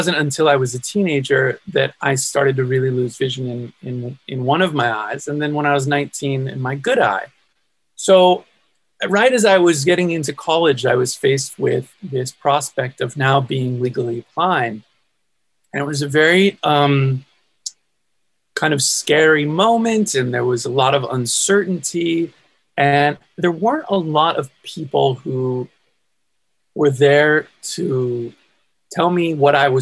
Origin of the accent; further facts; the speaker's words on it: California, United States; I'm from California, born and raised in California